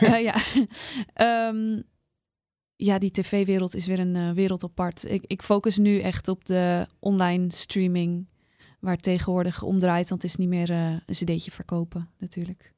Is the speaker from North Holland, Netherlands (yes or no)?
yes; Zaanstreek, North Holland, Netherlands; also born or lived in Amsterdam Noord; now in Amsterdam, Netherlands; ik kwam zelf uit de Zaanstreek